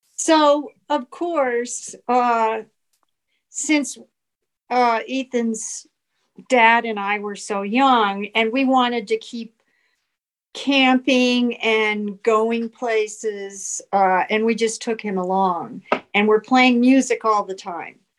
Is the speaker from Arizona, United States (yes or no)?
yes; Phoenix, Arizona, United States; moved away as an adult; now in Prescott, United States; I was born in Phoenix, mm-hmm. grew up in Phoenix